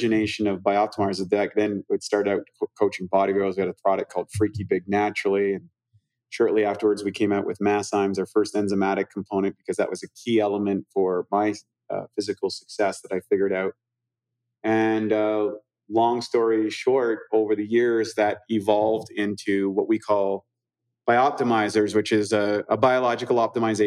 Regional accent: New Brunswick, Canada; moved away; also born or lived in Vancouver; grew up literally on the opposite sides of the river in New Brunswick. He grew up in the French area. I grew up in the English area

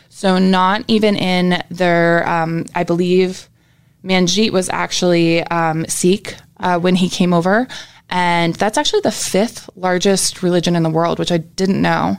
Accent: New Brunswick, Canada; also born or lived in Jacksonville, Florida, United States; now in Orlando, United States; I lived majority of my life in New Brunswick, Canada

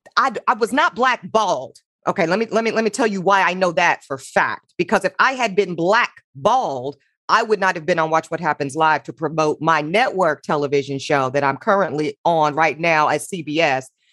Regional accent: the South, United States; I'm from the South

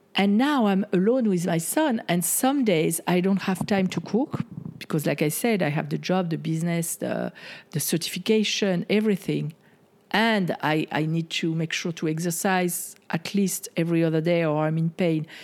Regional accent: France; moved away; the way that I was conditioned growing up in France

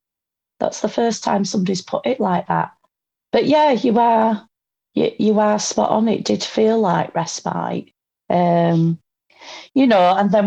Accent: United Kingdom; accent: northern; as you can probably tell by my accent, I'm a northerner.

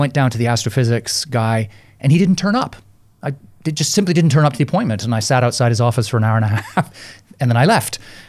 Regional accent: Canada; now in London, United Kingdom; Even though I've now lived more years in London than I lived in Canada, I still feel like I'm Canadian.

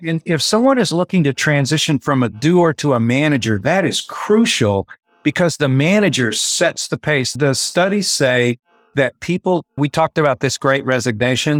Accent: West Texas, United States; moved away as an adult; also born or lived in Tulsa, Oklahoma / San Diego, California; I grew up in West Texas

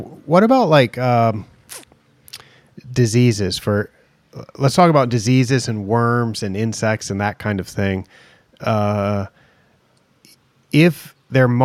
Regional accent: Oregon, United States; I grew up in Oregon

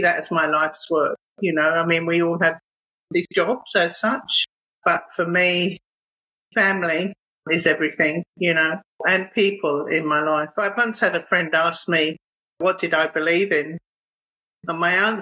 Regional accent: United Kingdom; moved away as an adult; also born or lived in Thornton Heath, London / Epping, Essex; now in Australia; I grew up in Thornton Heath and Epping in Essex.

